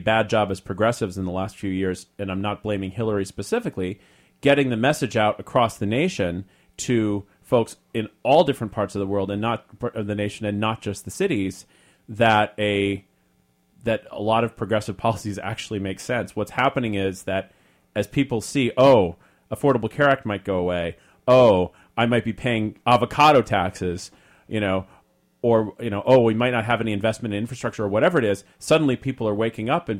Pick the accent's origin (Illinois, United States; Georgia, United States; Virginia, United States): Virginia, United States; Arlington; moved away; I'm a Virginia boy. I grew up in Arlington, Virginia